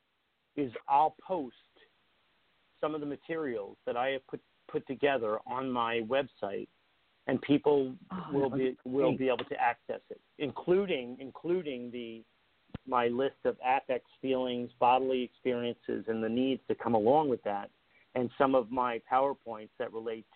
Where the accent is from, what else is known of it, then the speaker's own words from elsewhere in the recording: Long Island, New York, United States; I was raised on Long Island. I was raised by the beach